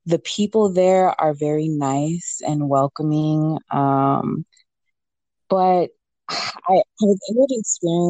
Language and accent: English; Chicago, Illinois, United States; I was born here in America, in Chicago specifically